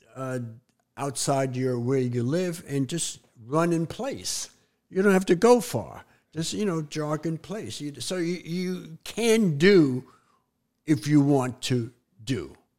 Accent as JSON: {"language": "English", "town": "New York City", "region": "New York", "country": "United States", "tie": "born or raised there", "moved": "yes", "said": "Growing up in New York City"}